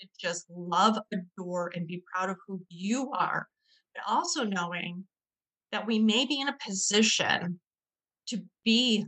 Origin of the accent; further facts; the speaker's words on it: Northern Michigan, United States; born and raised here in Michigan. I'm from Northern Michigan, which is very woodsy, lakes, streams